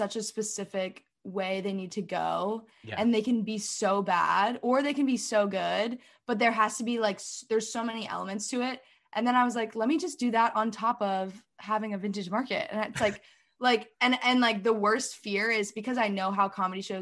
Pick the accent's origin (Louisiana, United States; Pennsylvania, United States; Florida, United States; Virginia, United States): Virginia, United States; Alexandria; moved away as an adult; also born or lived in Washington, D.C. / Berkeley, California; I grew up in Old Town Alexandria, which is like the really cute historic part of Alexandria